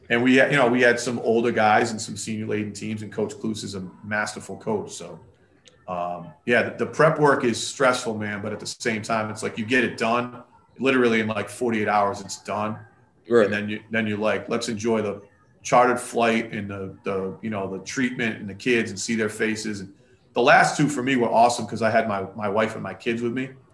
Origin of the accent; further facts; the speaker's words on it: Worcester, Massachusetts, United States; we played it at Assumption, which is in my hometown, uh, Worcester